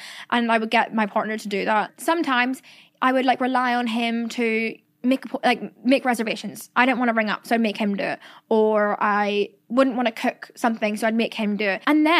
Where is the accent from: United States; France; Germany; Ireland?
Ireland; accent: Irish; I've lost my accent so much and I hate it. Like every time I post a TikTok talking, everyone's like, where'd her Irish accent go? And like, obviously when I say shore or toil or myrrh or anything, that is very Irish still.